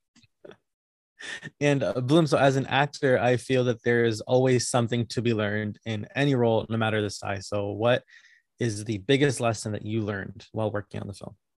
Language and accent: English; Connecticut, United States; I was born and raised in Connecticut